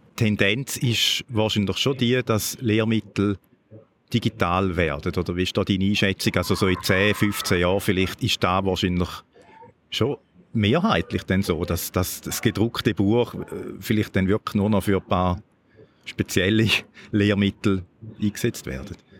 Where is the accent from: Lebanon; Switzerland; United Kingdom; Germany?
Switzerland; bei uns in der Schweiz